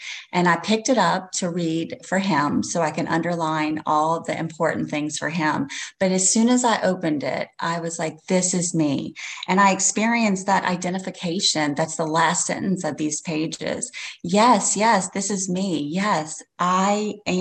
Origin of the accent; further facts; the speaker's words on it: Slidell, Louisiana, United States; I'm from Slidell, Louisiana